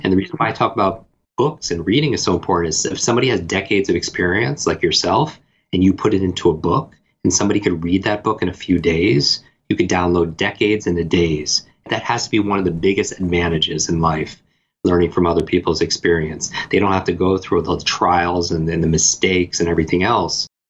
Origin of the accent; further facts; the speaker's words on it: Northeast, United States; I grew up in the Northeast